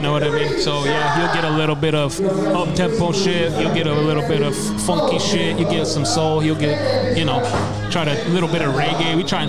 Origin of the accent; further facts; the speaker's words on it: Taos Pueblo, New Mexico, United States; So, we come from New Mexico, and there's a lot of natives in New Mexico. Yeah. From the top to the bottom. We're at the very top next to Colorado, and we're a mountain tribe there called Taos Pueblo.